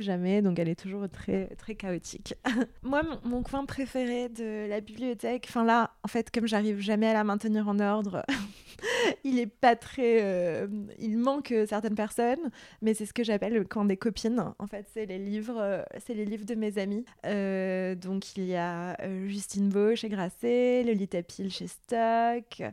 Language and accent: French; Beirut, Beirut Governorate, Lebanon; moved away; j'ai grandi au Liban, à Beyrouth